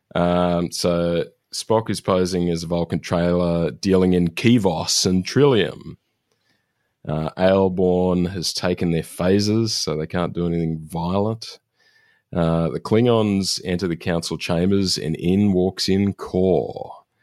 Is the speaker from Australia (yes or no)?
yes; Australia